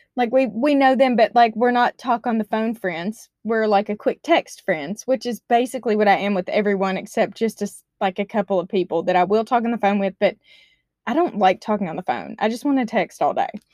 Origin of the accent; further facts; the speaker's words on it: Arkansas, United States; moved away as an adult; now in Washington, United States; I'm from Arkansas.